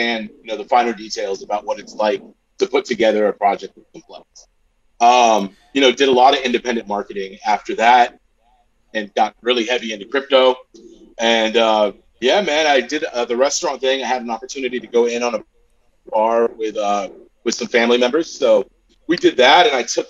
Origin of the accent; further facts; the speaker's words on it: Southern California, United States; I'm from Southern California, born and raised